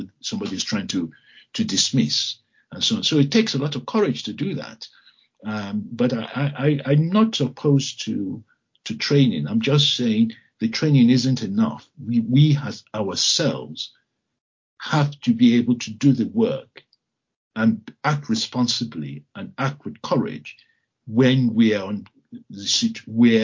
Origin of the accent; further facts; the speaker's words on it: Lagos, Nigeria; moved away as an adult; now in United Kingdom; I was born in Lagos